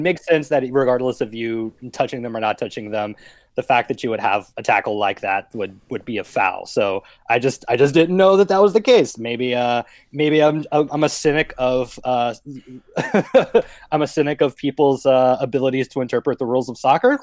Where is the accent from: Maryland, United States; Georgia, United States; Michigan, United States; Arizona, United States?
Georgia, United States; Atlanta; moved away; I'm from Atlanta